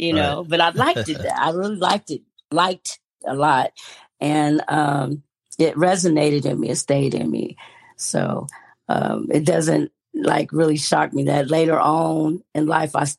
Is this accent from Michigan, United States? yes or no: no; Stockton, California, United States; I was born in Stockton, California, to Daphne Gibson and Dennis D.